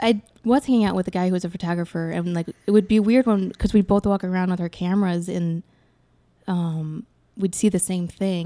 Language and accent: English; Evanston, Illinois, United States; born or raised there